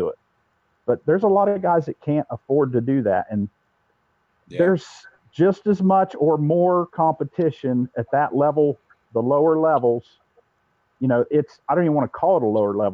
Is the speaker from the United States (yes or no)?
yes; Ohio, United States; we're both from Ohio.